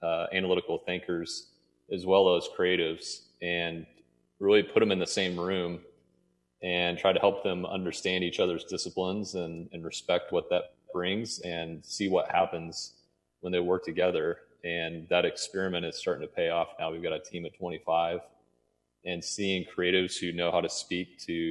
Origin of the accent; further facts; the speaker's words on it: Trenton, Missouri, United States; I grew up in Trenton, Missouri.